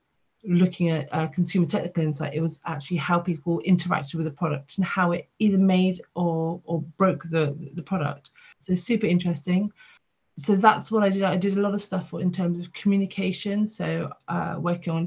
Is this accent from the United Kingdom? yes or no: yes; the south of England, United Kingdom; also born or lived in Port Sunlight; now in London, United Kingdom; I'm a Southerner at heart